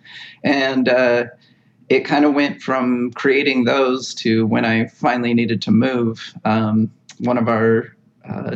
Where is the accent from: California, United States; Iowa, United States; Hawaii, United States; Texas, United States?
Hawaii, United States; also born or lived in Oregon / Pacific Northwest; now in Midwest, United States; I grew up in Hawaii